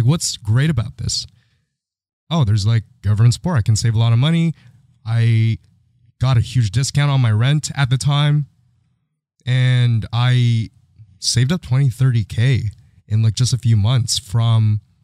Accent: Philippines; now in Canada; I grew up in the Philippines

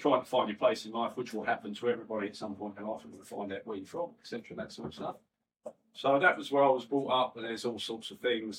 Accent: London, United Kingdom; I'm from West Ham. Um, born in 1962

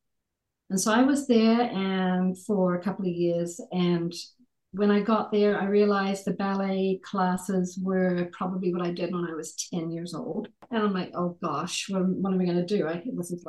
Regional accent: Dunedin, Otago, New Zealand; accent: New Zealand; moved away as an adult; also born or lived in Alexandria, Virginia, United States / American Samoa; now in Utah, United States; I was born in a city called Dunedin, which is in the South Island of New Zealand

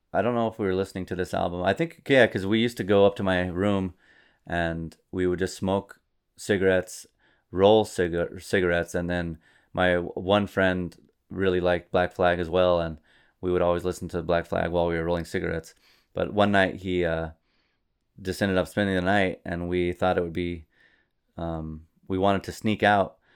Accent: New Mexico, United States; I'm from New Mexico

